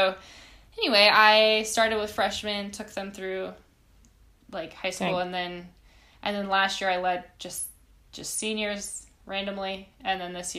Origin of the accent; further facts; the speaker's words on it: Minnesota, United States; moved away as an adult; also born or lived in Chicago; So I grew up in Minnesota.